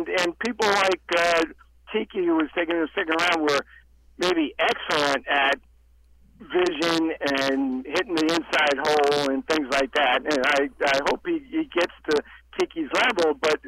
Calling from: North Carolina, United States; from North Carolina.

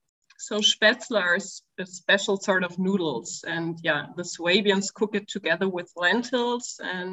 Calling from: Stuttgart, Baden-Württemberg, Germany; So today we're calling in from Stuttgart, which is a city in the southern part of Germany.

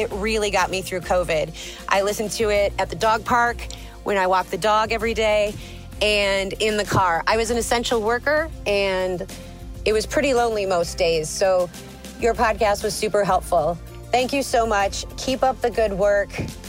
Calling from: Madison, Wisconsin, United States; I'm your Gistner from Madison, Wisconsin.

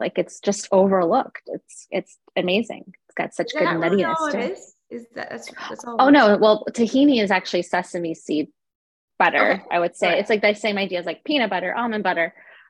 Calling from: New York, United States; I'm in New York, and it's actually a really gloomy day here as well.

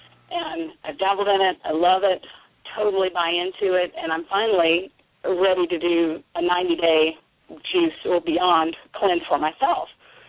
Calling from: South Carolina, United States; I'm calling from South Carolina.

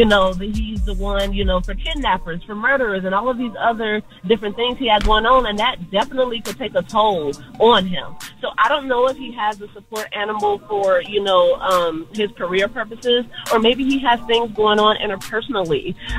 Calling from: Atlanta, Georgia, United States; I'm calling from Atlanta. I'm a therapist in Atlanta.

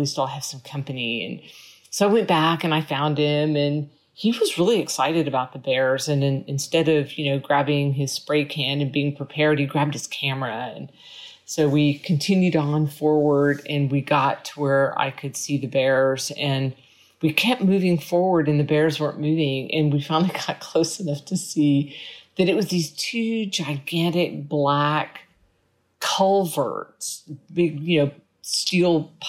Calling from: Austin, Texas, United States; I'm recording this from Austin, Texas.

